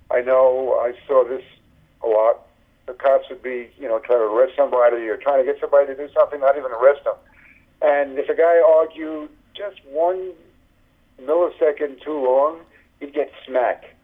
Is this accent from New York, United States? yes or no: yes; New York City, New York, United States; I came from Brooklyn, uh, New York, from a, from like a, like a left wing family.